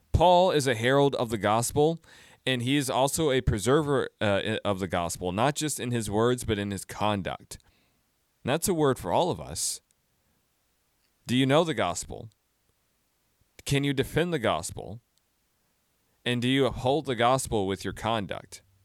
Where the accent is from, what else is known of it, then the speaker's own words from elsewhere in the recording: United States; I'm an American Christian